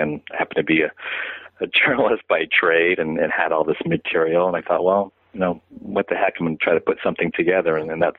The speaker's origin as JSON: {"language": "English", "town": "San Francisco", "region": "California", "country": "United States", "tie": "born or raised there", "said": "they happened to be coming around playing in my hometown of San Francisco"}